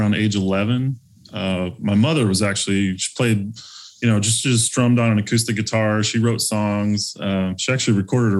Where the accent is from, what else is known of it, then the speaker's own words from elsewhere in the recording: Phoenix, Arizona, United States; also born or lived in East Tennessee; grew up split between East Tennessee till about the age of 8 or 9, and then Phoenix, Arizona would be up through high school.